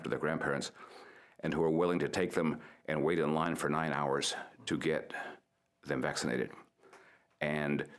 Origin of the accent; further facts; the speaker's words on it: Corpus Christi, Texas, United States; also born or lived in Zapata, Texas; now in Brownsville, United States; I grew up in Corpus Christi, yes.